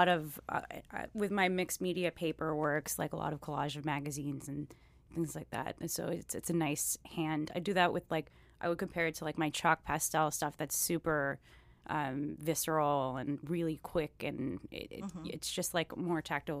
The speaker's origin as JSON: {"language": "English", "town": "Miami", "region": "Florida", "country": "United States", "tie": "born or raised there", "moved": "as an adult", "said": "But I am originally from Miami. My father's Cuban, my mom's American. Born, raised, and then left out of high school, and then now I'm here and practicing artist over in Little Haiti and Deering."}